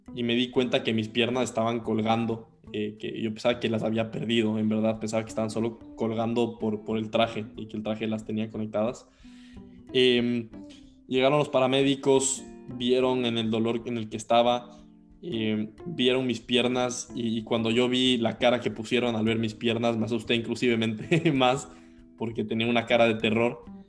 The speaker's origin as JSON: {"language": "Spanish", "town": "Quito", "region": "Pichincha", "country": "Ecuador", "tie": "born or raised there", "said": "yo nací en 1999 en Quito, Ecuador"}